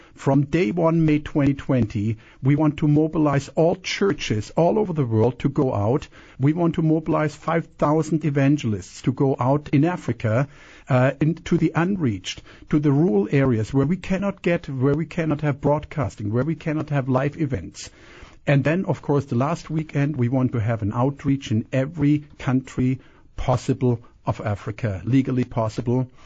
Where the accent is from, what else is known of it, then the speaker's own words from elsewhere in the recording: Canada; also born or lived in Germany; now in Kissimmee, United States; I was born in Germany. I was raised in Canada, and I'm American, so a lot of uh, accents there.